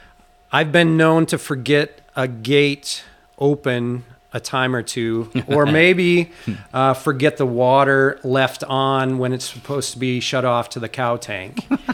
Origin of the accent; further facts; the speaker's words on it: Fall Creek, Wisconsin, United States; Upbringing here in the Chippewa Valley. I graduated from Fall Creek High School in 1989.